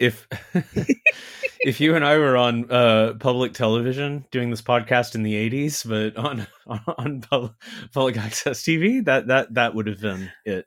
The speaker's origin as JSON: {"language": "English", "region": "Texas", "country": "United States", "tie": "born or raised there", "said": "American kid growing up in Texas"}